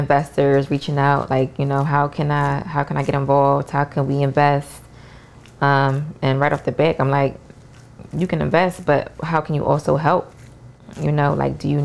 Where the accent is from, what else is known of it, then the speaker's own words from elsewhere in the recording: Jamaica; I'm Jamaican